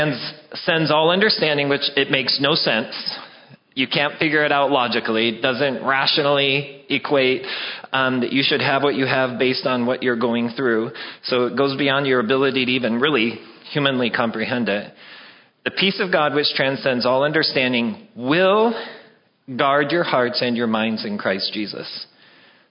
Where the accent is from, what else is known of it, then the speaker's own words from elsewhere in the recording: Wyoming, United States; I'm from Wyoming